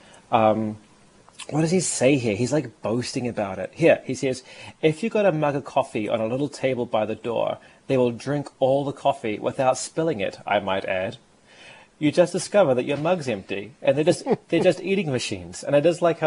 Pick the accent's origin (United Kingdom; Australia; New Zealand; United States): New Zealand; Wellington; moved away; my hometown of Wellington